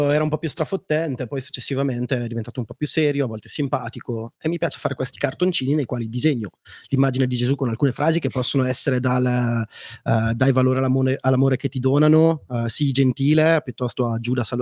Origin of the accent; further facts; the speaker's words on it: Brescia, Lombardy, Italy; now in Milan, Italy; perché quando torno a Brescia mi dicono parli come un milanese, quando